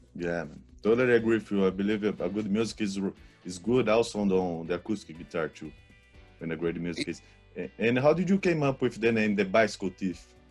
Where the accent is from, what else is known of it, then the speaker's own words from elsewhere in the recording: Brazil; English is a second language; I'm from Brazil. I only been in LA last year